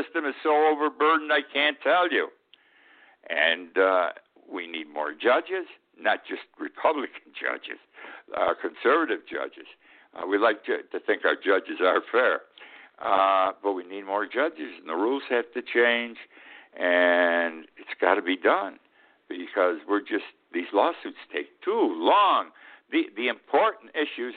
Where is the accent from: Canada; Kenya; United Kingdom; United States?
United States; Utica, New York; moved away as an adult; also born or lived in Key West; Utica, New York, my hometown.